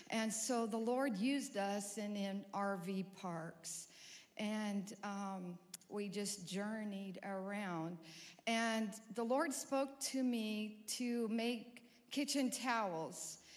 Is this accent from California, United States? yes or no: yes; California, United States; also born or lived in Montana; now in Fayetteville, United States; We're new here to Fayetteville. Our kids moved to Prairie Grove about over a year ago. We're from California and then went to Montana.